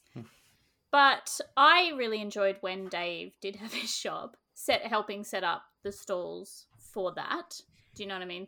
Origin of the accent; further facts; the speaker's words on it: England, United Kingdom; now in Australia; I actually grew up in England